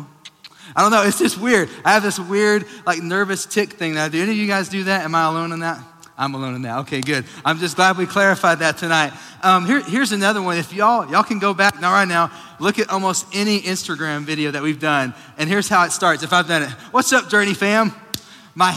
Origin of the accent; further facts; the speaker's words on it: Sweetwater, Texas, United States; moved away; I grew up in Sweetwater, Texas.